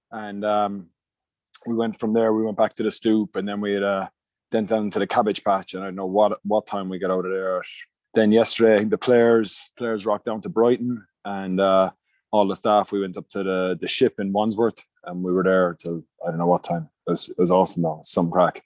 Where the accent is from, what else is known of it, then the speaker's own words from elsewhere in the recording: Munster, Ireland; moved away as an adult; I grew up in Munster